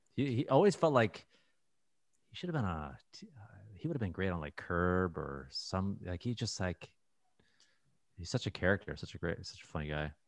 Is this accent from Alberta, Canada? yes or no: no; Toronto, Ontario, Canada; moved away as an adult; now in United States; growing up in Toronto, I never moved